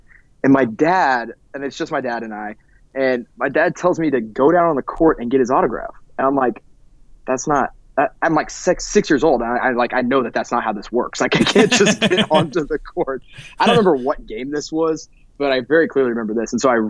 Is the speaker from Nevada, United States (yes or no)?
no; Dallas, Texas, United States; I was born in Dallas, born and raised